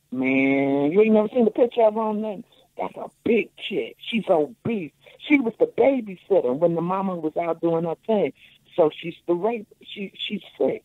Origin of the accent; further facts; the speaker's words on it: Chicago, Illinois, United States; I'm a Chicagoan